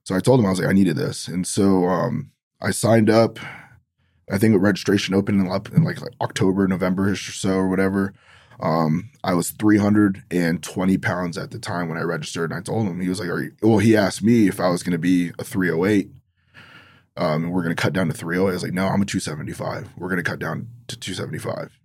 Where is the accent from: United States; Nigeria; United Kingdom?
United States; Los Angeles, California; growing up in Los Angeles